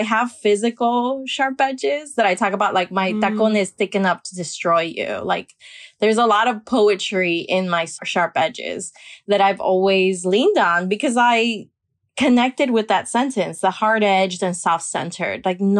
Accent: Miami, Florida, United States; Miami's an intense place, I think, because it is a bubble of a lot of Caribbean folk.

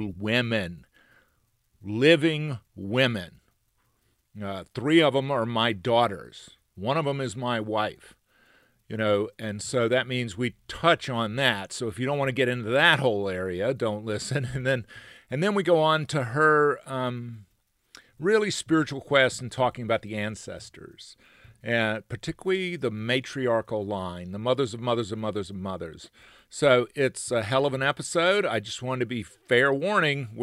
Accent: near Columbus, Georgia, United States; I grew up not far from there.

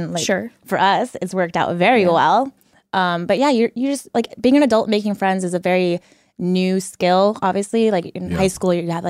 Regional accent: Washington, United States; moved away as an adult; now in San Diego, United States; I was born and raised in Washington my whole life, lived there.

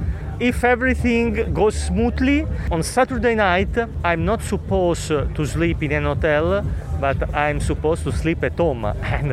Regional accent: Naples, Campania, Italy; English is a second language; I eat pizza only in Naples, only in my hometown

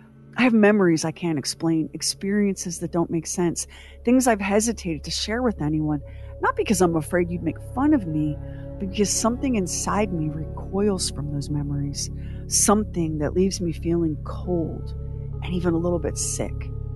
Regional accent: Wyoming, United States; Growing up in Northwest Wyoming, we saw so many puzzling things in the night sky.

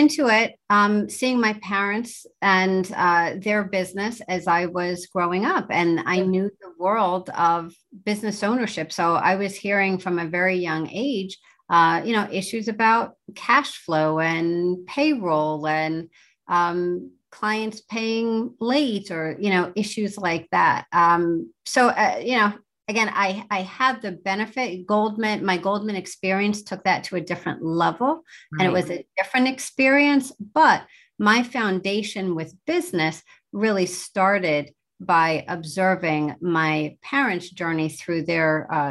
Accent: New Jersey, United States; also born or lived in East Lansing; I grew up in mostly in New Jersey, and that's what I remember, sort of by way of East Lansing, Michigan, when my parents were at Michigan State doing their graduate work.

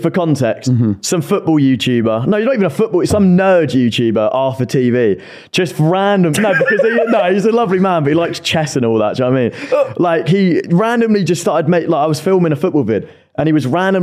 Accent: Essex, East of England, United Kingdom; I'm from Essex

